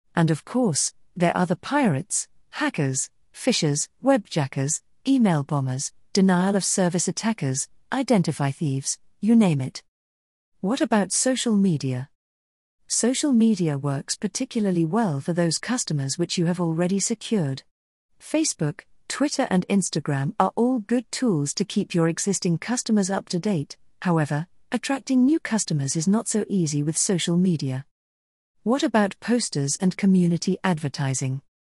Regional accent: South Australia, Australia; also born or lived in United Kingdom / United States; my home state of South Australia

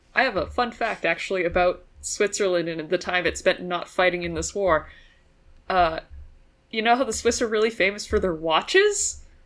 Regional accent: Canada; born or raised there

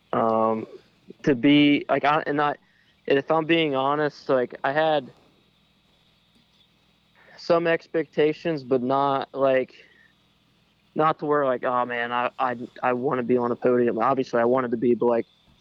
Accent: Pennsylvania, United States; also born or lived in Waynesburg, Pennsylvania; I'm a Pennsylvania native

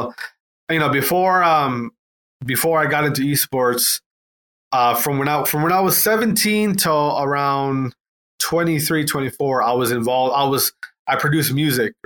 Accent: Wisconsin, United States; also born or lived in Atlanta; I'm from Wisconsin, so I just went, I went back home

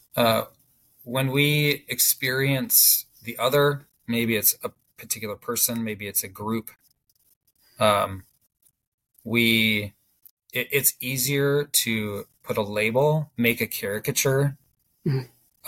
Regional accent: United States; as Americans, we partake in that and we've been shaped by it

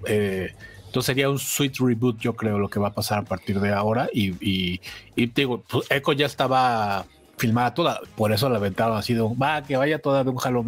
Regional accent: Mexico City, Mexico; soy de Azcapuzalco

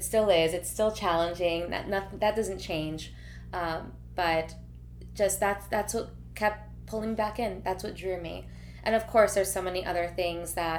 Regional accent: Sunny Isles Beach, Florida, United States; I was born here in Miami, Florida, a little bit more north from South Beach, about 30 minutes, 20 minutes, depending on traffic. It's called Sunny Isles Beach. So I grew up in like Sunny Isles, Aventura area

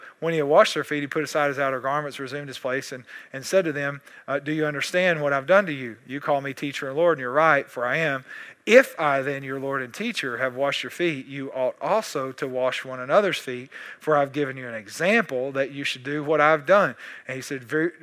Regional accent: East Texas, United States; I'm East Texan

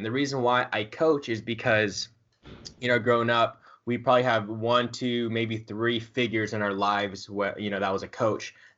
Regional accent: Southern California, United States; I'm from Southern California

